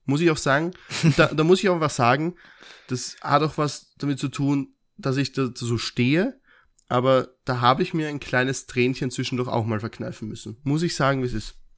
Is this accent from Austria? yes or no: yes; Austria; wir als Österreicher